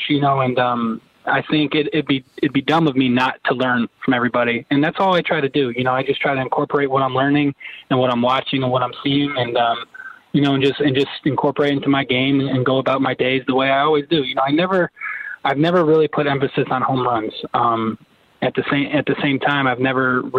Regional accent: Niagara Falls, New York, United States; also born or lived in Buffalo, New York; I was born in Buffalo, grew up in Niagara Falls, New York.

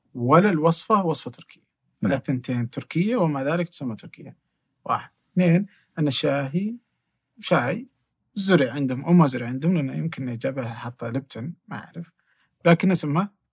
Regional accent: Asir, Saudi Arabia; now in Riyadh, Saudi Arabia; انا من الجنوب اوكي وتحديدا من عسير

